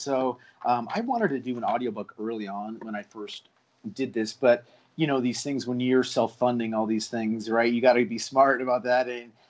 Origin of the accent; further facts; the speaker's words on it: Honolulu, Hawaii, United States; born there; So Hanu is literally, so I was born in Hawaii. I was born in Honolulu. The time my dad was in the Navy, and we moved around a lot.